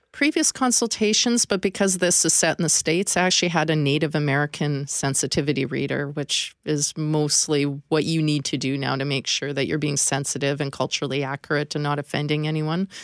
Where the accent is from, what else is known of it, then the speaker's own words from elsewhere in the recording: northern British Columbia, Canada; now in Manitoba, Canada; I wasn't fortunate enough to grow up here. I grew up in, uh, northern B C